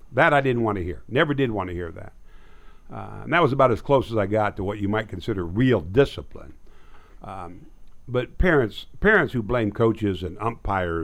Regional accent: Nebraska, United States; now in Texas, United States; My hometown was 1,300 people

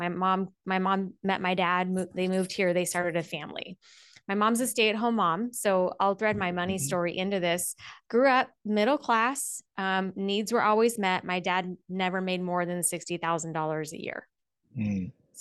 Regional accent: Las Vegas, Nevada, United States; Born and raised in Vegas, still live in Vegas.

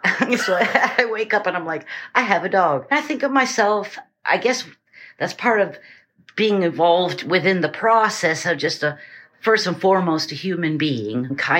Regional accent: New Hampshire, United States; moved away; also born or lived in Eugene, Oregon / Portland, Maine / New York; I grew up in New Hampshire.

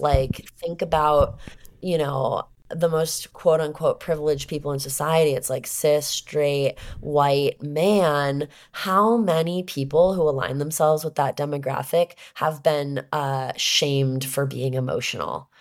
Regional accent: Southern California, United States; I'm from Southern California.

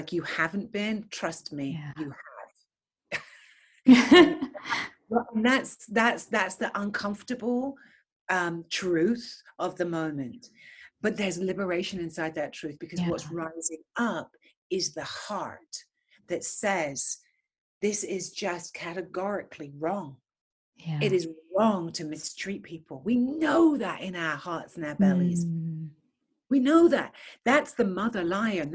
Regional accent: England, United Kingdom; moved away as an adult; now in United States; I'm born and raised in England

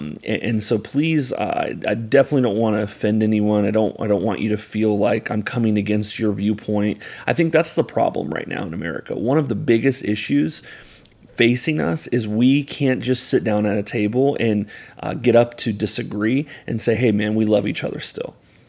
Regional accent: Ocala, Florida, United States; growing up, I grew up here in Ocala, Florida, which very much is a conservative county.

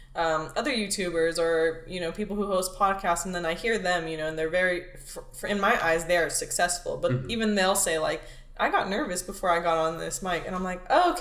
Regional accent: Los Angeles, California, United States; I was born out in Mission Hills, which is out in this area. But I've lived in City Terrace, East LA, West Los Angeles, La Puente, Montebello, Pico, everywhere in LA.

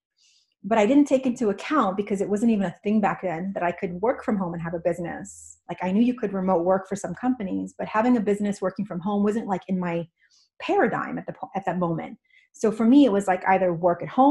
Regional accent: New York, United States; moved away as an adult; also born or lived in California; now in Washington, United States; I grew up in New York and I moved to California for the sunshine.

